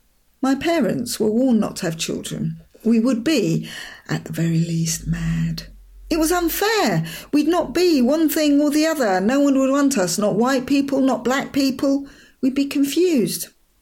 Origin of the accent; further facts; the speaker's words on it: London, United Kingdom; moved away as an adult; now in Hastings, United Kingdom; I'm not a Londoner anymore. I live in Hastings. I'm thoroughly, entirely, to the tips of my fingers, one of the Angle folk. A sister through time to Beachy Head woman across the bay in Eastbourne.